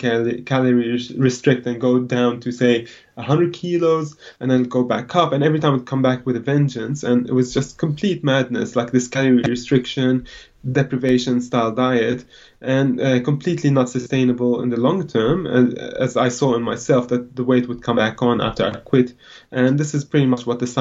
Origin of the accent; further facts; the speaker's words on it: Lebanon; moved away as an adult; now in Australia; I grew up in Lebanon. I came to Australia when I was 20 years old